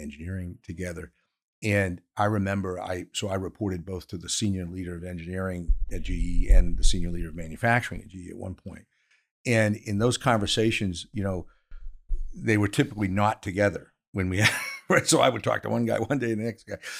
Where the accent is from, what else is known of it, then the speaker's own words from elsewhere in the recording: Maine, United States; moved away; also born or lived in Pennsylvania; I am from Maine, so paper mills are important, but, but, uh, to the economy up there